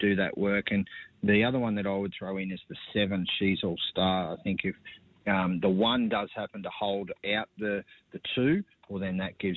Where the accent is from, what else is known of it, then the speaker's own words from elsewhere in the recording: Bathurst, New South Wales, Australia; moved away; growing up in Bathurst